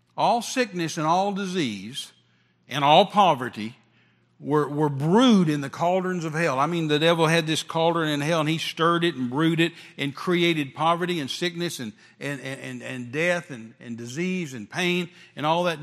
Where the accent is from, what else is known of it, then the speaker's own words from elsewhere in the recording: West Texas, United States; me being raised in West Texas around rattlesnakes